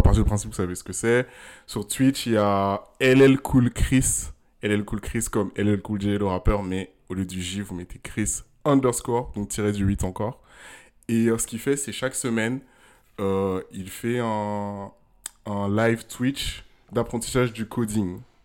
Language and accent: French; Ghana; moved away; also born or lived in Togo; j'ai grandi au Ghana